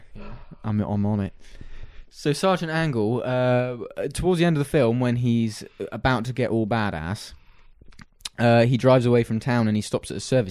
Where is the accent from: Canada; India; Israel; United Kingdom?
United Kingdom; we're British